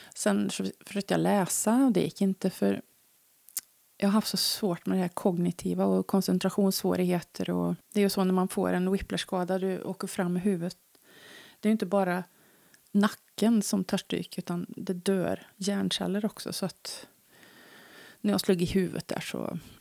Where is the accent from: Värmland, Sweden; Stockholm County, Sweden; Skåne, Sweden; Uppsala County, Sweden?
Värmland, Sweden; accent: Värmland dialect; jag pratar för mycket värmländska